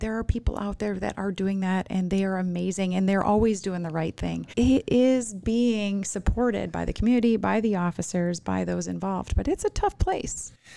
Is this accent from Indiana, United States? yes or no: no; Minnesota, United States; now in Arizona, United States; I'm from Minnesota